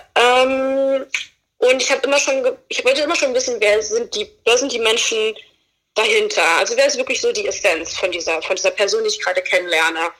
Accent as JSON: {"language": "German", "town": "Fulda", "region": "Hesse", "country": "Germany", "moved": "as an adult", "lives_now": "Berlin, Germany", "said": "Ich komme aus Fulda. Ich, ähm, ich, bin mit 19 Jahren bin ich nach Berlin gekommen"}